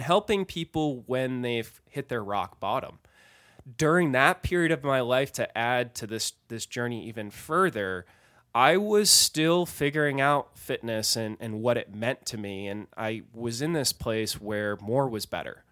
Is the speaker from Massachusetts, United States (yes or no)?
yes; Massachusetts, United States; I grew up in Massachusetts